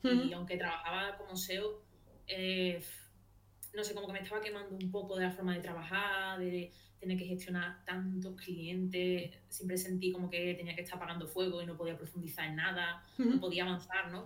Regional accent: Seville, Andalusia, Spain; soy de Sevilla

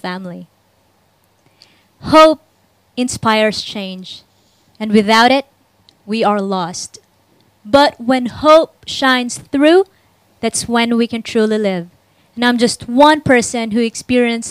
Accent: Bacolod, Western Visayas, Philippines; I grew up in Bacolod in the Philippines, in a remote community where we could be evicted at any time

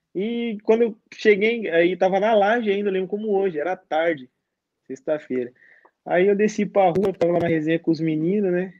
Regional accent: Barueri, São Paulo, Brazil; moved away as an adult; now in Tiraspol, Moldova; Barueri, na minha cidade, que me deram a oportunidade, mas tá bom, tá no meu coração aqui onde eu cresci.

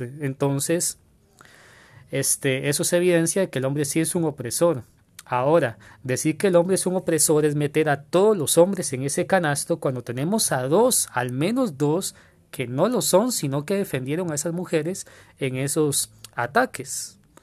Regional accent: Costa Rica; Acá en mi país

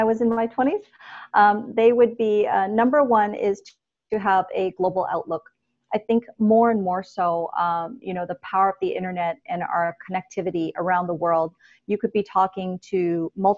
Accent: Toronto, Ontario, Canada; moved away as an adult; also born or lived in Hong Kong; I grew up in Toronto

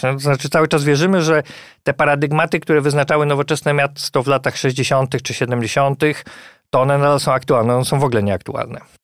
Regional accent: Poznań, Greater Poland, Poland; moved away as an adult; Ja jestem na przykład z Poznania

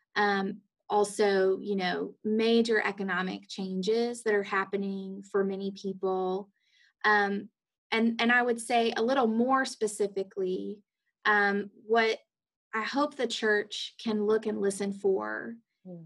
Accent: Athens, Georgia, United States; moved away as an adult; also born or lived in Rome, Georgia / Atlanta, Georgia; now in Jefferson City, United States; I grew up in Athens, Georgia

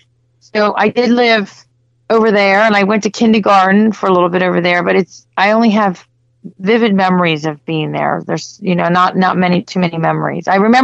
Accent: Hagerstown, Maryland, United States; moved away; also born or lived in South Florida; I was born in Hagerstown, Maryland, which is it's Western Maryland. It's near Washington, D.C., about an hour and a half to 2 hours outside of D.C.

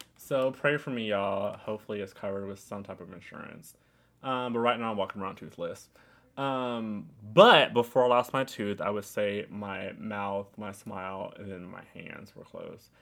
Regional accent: New York City, New York, United States; I was in Queens

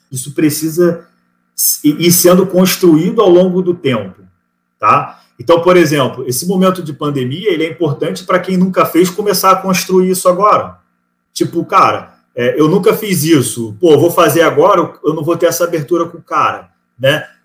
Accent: Rio de Janeiro, Brazil; now in Florianópolis, Brazil; É de São Paulo, é do, eu sou do Rio, né?

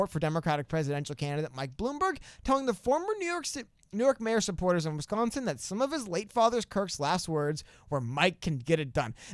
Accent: China; Because I'm from China, dude.

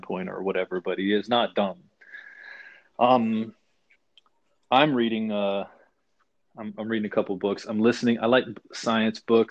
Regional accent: the South, United States; I grew up in the South and I was never part of what everybody else was.

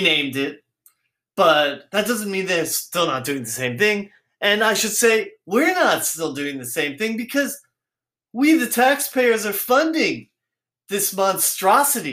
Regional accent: United States; I didn't choose to be born here, but I'm American

